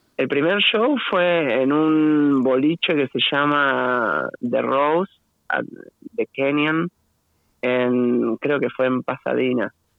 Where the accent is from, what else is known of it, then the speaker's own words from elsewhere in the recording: Buenos Aires Province, Argentina; todos de Buenos Aires